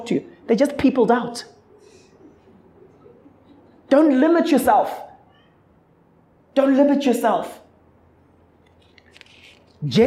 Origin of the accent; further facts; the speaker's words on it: Zimbabwe; now in South Africa; I'm originally from Zimbabwe.